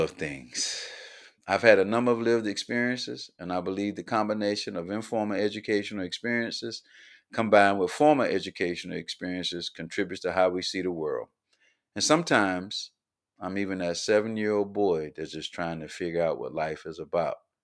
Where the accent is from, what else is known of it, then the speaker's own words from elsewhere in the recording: Columbia, South Carolina, United States; Born and raised in Columbia, South Carolina